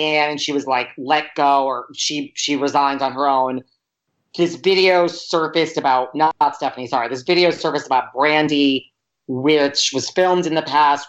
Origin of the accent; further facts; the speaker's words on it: New York, United States; Listen, when you piss me off, I'm a New Yorker.